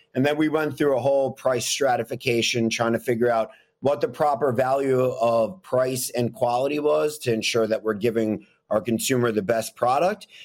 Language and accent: English; New York City, New York, United States; I grew up in Manhattan, living next to a Walgreens